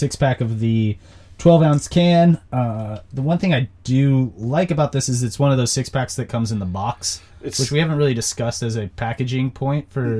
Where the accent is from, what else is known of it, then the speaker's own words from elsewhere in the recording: Idaho, United States; growing up in Idaho